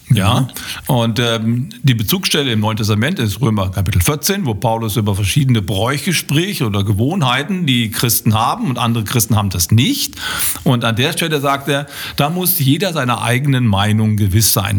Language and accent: German; Germany; bei uns in Deutschland